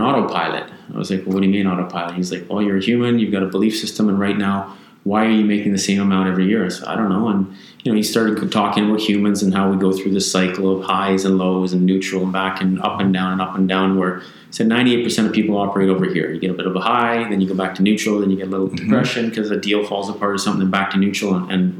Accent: Victoria, British Columbia, Canada; also born or lived in Vancouver; I grew up in Victoria, so I've been here since the age of 12, so I'm 44 now.

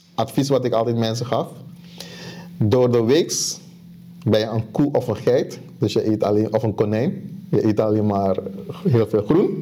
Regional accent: Suriname; ik kom uit Suriname

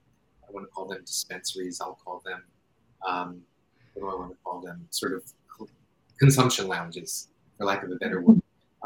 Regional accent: New York, United States; now in Seattle, United States; even though I live in Seattle now, I am a New Yorker. I grew up in New York. I'm totally a New Yorker.

